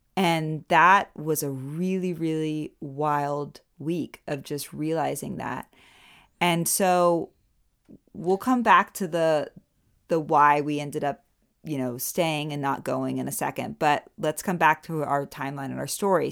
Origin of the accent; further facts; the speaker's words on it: United States; now in Germany; I'm an American